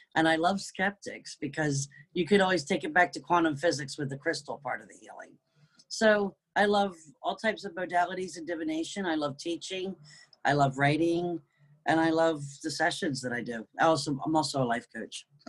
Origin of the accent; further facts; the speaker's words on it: United Kingdom; also born or lived in New Jersey / East Coast of the United States; now in North Carolina, United States; raised in the UK